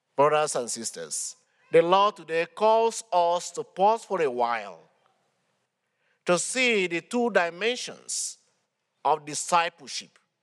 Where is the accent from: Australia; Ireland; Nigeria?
Nigeria; moved away as an adult; from Nigeria, but I've been serving in this archdiocese for the past eight years